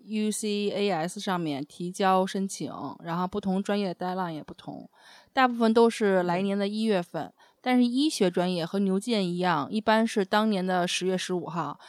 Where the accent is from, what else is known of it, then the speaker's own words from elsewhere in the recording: China; 我们中国人